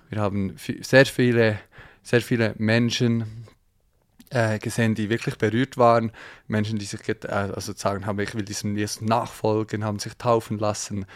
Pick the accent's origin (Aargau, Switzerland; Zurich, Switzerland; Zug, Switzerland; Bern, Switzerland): Bern, Switzerland; Thun; aus der Schweiz, man hört es vielleicht. Ähm, ja, ich wohne, ich wohne im, äh, oder aufgewachsen im Berner Oberland, in Thun